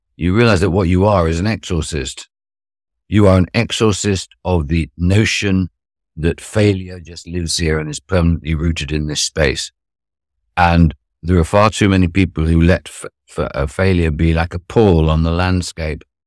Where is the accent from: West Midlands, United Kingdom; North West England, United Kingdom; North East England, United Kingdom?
North West England, United Kingdom; Cheshire; also born or lived in Arnhem, Netherlands / Durham / London; in a stately home in the north of Cheshire